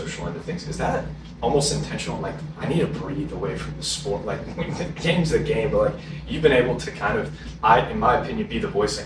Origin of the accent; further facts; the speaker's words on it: Charleston, South Carolina, United States; I'm from Charleston, South Carolina